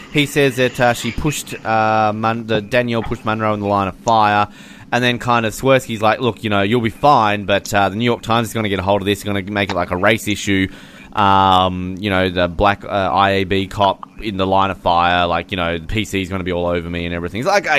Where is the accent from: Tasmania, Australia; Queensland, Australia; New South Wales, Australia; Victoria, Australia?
Tasmania, Australia; Hobart; I've my entire life living in Hobart